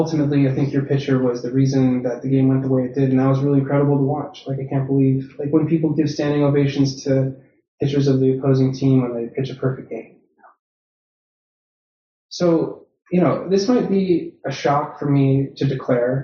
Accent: Boston, Massachusetts, United States; now in Chicago, United States; growing up in Boston

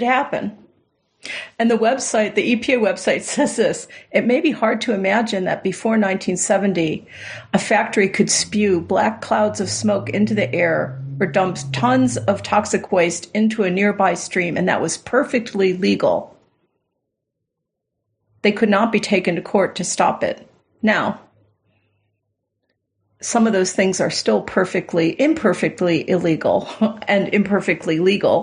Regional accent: Southern Florida, United States; I grew up in Southern Florida

